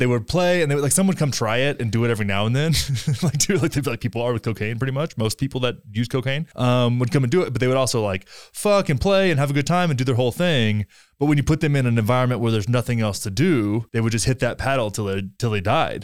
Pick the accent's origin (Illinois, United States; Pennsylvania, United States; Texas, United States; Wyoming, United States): Texas, United States; Graham; my hometown of Graham, Texas